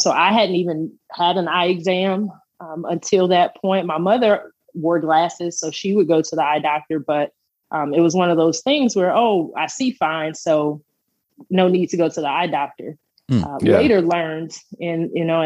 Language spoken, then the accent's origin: English; Country Club Hills, Illinois, United States; moved away as an adult; also born or lived in Hazel Crest, Illinois / Edwardsville, Illinois / Memphis, Tennessee / Kansas City; I grew up in Country Club Hills, and then we actually moved to Hazelcrest, and I ended up going to HF for high school